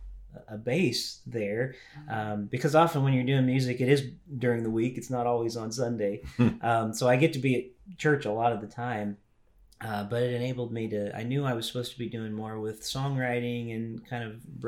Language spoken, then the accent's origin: English; Louisville, Kentucky, United States; also born or lived in Indiana / Tennessee; Well, I was born in Louisville, Kentucky. And because my dad was a pastor, we moved a lot. So I kind of grew up in Kentucky, Indiana. We lived Tennessee for a bit.